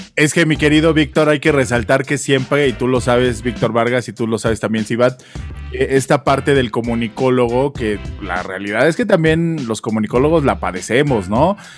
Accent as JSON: {"language": "Spanish", "country": "Mexico", "said": "nosotros en México"}